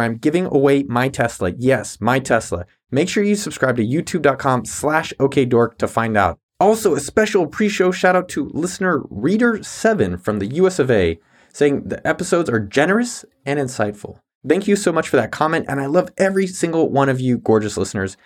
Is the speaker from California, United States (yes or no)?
yes; San Jose, California, United States; I grew up in San Jose, California